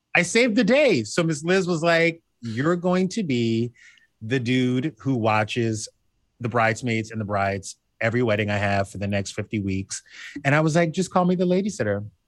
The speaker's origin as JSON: {"language": "English", "region": "the South", "country": "United States", "tie": "born or raised there", "said": "I grew up in the South"}